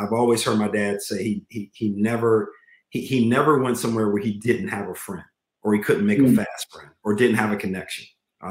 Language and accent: English; Charlottesville, Virginia, United States; I grew up in Charlottesville, Virginia. Weezer County, to be exact, which is just outside of Charlottesville